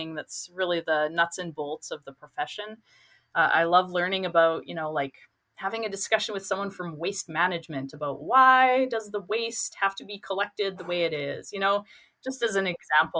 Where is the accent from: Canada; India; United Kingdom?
Canada; Fort Saskatchewan, Alberta; also born or lived in New Brunswick; now in Edmonton, Canada; I grew up in Fort Saskatchewan, so I was able to crash with my parents